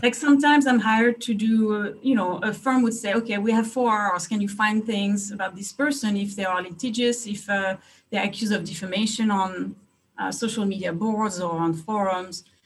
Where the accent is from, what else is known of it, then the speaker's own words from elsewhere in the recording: France; moved away as an adult; also born or lived in Hungary; now in United States; I'm from France. I was uh, born and raised in France